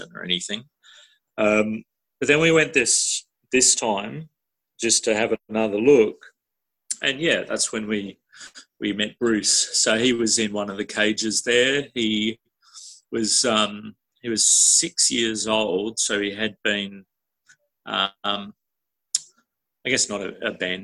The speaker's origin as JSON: {"language": "English", "country": "New Zealand", "tie": "born or raised there", "moved": "yes", "lives_now": "Australia", "said": "I grew up in New Zealand and we always had dogs there"}